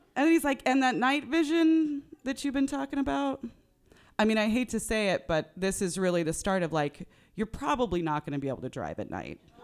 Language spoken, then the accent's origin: English; Northern California, United States; I grew up in Northern California